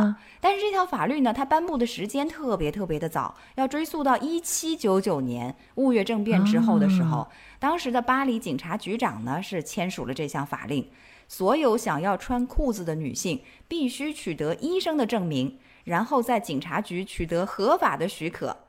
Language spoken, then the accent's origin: Chinese; China; 比如说，法国在我们中国人的心目当中也是属于知名度很高的那种国家